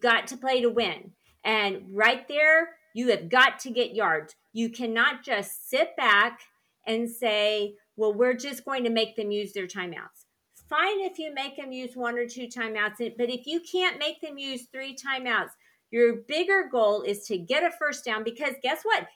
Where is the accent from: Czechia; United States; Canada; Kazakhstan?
United States; Weatherford, Oklahoma; I'm from Weatherford